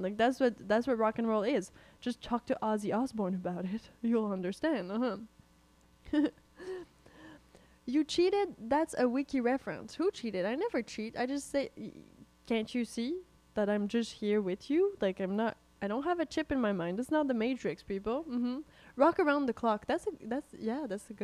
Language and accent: English; Canada; We're Canadian